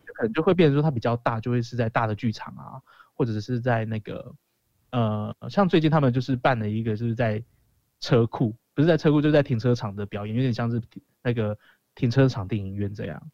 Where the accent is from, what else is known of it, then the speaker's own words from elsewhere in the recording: Kaohsiung, Taiwan; 我是高雄人